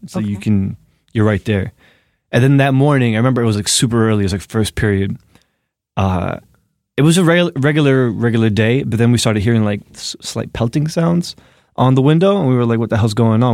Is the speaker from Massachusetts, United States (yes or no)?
no; Newark, New Jersey, United States; born or raised there; also born or lived in Egypt (ancestry); now in New York City, United States